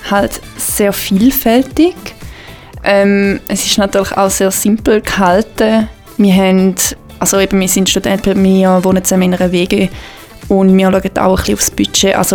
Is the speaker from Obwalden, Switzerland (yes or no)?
no; Gähwil, St. Gallen, Switzerland; ich bin auch 23, ich komme aus Gävil, aus dem Toggenburg